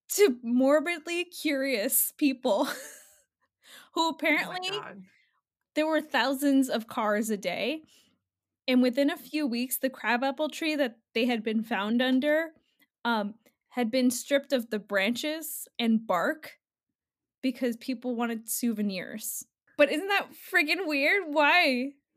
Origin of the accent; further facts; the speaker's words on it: New Jersey, United States; I'm from Jersey